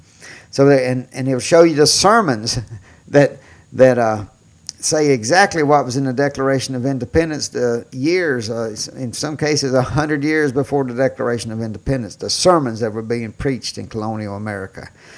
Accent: Mississippi, United States; Growing up in Mississippi, I was born in 1960.

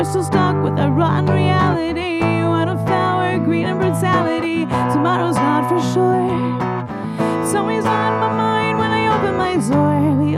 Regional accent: Royalton, Vermont, United States; Yeah, so I grew up in Royalton, Vermont, which is about an hour away, central Vermont, and I've just been singing forever.

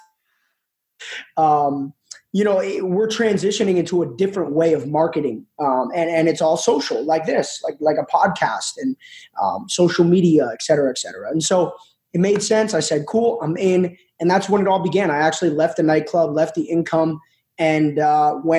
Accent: New Jersey, United States; I'm actually 29 years old, born and raised in New Jersey

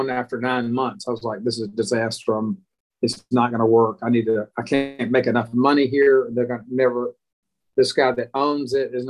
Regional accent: Alabama, United States; they were kind of amazed that I was from Alabama and I was willing to go to New York City to sell fabric.

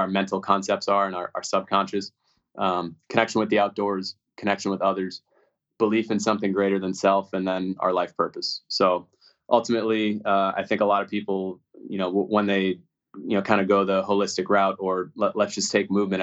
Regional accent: Newton, Massachusetts, United States; moved away; I grew up in Newton, Mass.

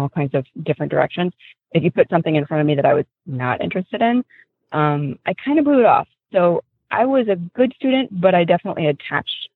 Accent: Columbus, Ohio, United States; also born or lived in New York / Santa Cruz, California; now in North Carolina, United States; I was born in Columbus, Ohio

